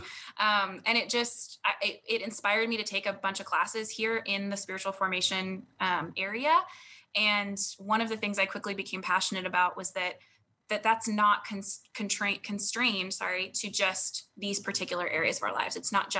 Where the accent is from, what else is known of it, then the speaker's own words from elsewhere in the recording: Colorado, United States; also born or lived in Virginia / North Dakota; now in Dallas, United States; I was born in North Dakota, but didn't live there long and have lived a bunch of places since then. So most of my formative years were in Colorado and Virginia